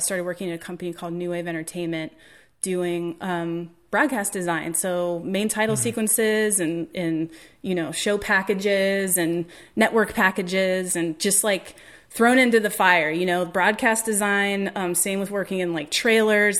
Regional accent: Cincinnati, Ohio, United States; I'm from Cincinnati originally

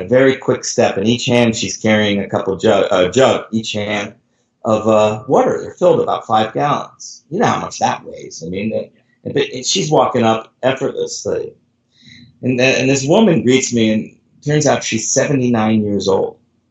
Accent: California, United States; I'm from California

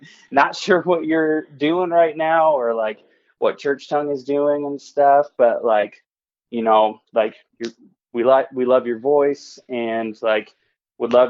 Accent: Indianapolis, Indiana, United States; we're from Indianapolis

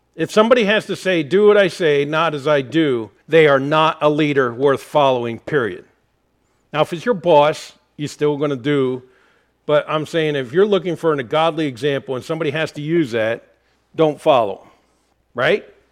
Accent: Harrisburg, Pennsylvania, United States; moved away; I'm from Harrisburg, Pennsylvania area

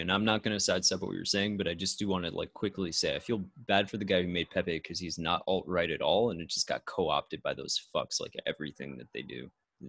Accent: United States; I'm an American

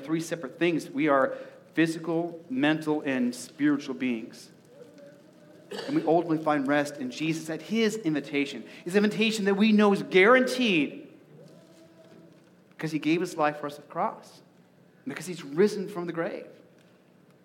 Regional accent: Arizona, United States; now in Nebraska, United States; growing up in Arizona

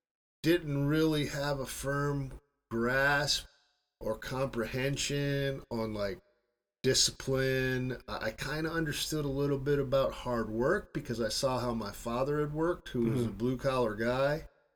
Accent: South Bend, Indiana, United States; moved away as an adult; Well, I grew up in South Bend, Indiana, which is pretty close to Chicago, so oftentimes I just tell people I'm from Chicago

